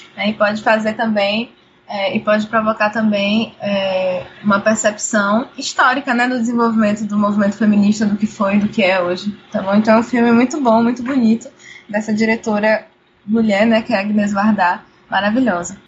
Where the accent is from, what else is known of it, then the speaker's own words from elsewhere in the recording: Brazil; also born or lived in Cachoeira, Bahia; eu sou brasileira